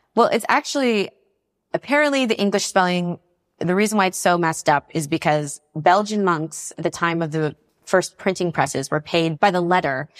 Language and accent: English; North Carolina, United States; moved away as an adult; now in Paris, France; I grew up in North Carolina